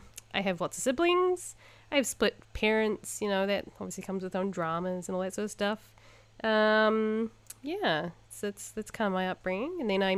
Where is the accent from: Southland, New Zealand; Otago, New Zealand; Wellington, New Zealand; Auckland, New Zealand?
Southland, New Zealand; Invercargill; now in Japan; I grew up in this tiny little town called Invercargill. It's not tiny. It's like, 50,000 people?